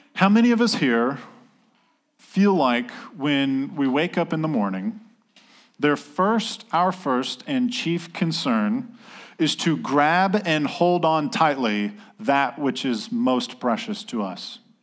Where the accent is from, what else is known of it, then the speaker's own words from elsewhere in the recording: North Carolina, United States; I'm from North Carolina